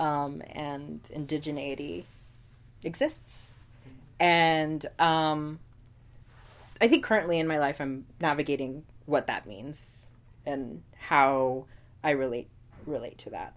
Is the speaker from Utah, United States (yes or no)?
no; Houston, Texas, United States; born or raised there; moved away as an adult; also born or lived in Pecos, Texas / Oklahoma; now in New York City, United States